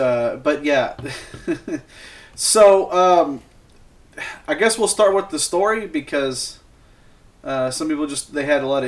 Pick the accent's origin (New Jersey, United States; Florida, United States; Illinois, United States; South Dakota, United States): Illinois, United States; now in Alabama, United States; I'm from Illinois